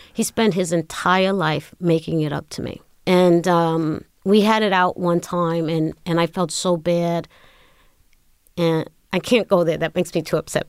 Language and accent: English; New York City, New York, United States; I was born in Brooklyn.